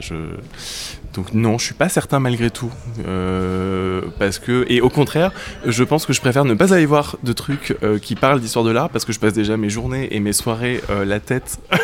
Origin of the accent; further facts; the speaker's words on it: Grenoble countryside, Auvergne-Rhône-Alpes, France; j'ai grandi dans la campagne grenobloise